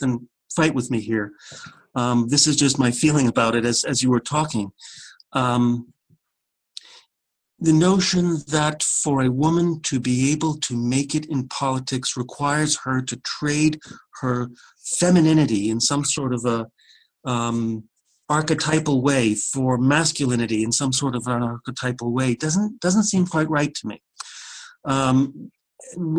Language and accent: English; Washington, District of Columbia, United States; I grew up in Washington